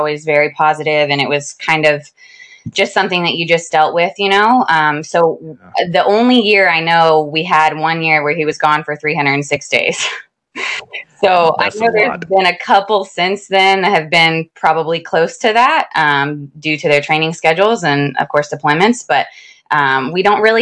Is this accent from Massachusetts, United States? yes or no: no; Florida, United States; moved away as an adult; now in Whispering Pines, United States; We were at Hurlburt for about 3.5 years, which is where we're both from